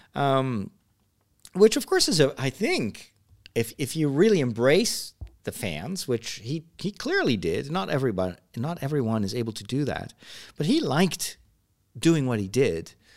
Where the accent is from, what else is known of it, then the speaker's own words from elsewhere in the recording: Netherlands; I was a bit of a, an alien there because I came from the Netherlands